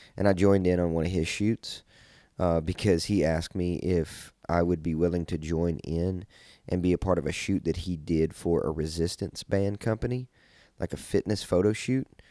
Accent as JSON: {"language": "English", "region": "Kentucky", "country": "United States", "said": "I'm from Kentucky, so we would always sled"}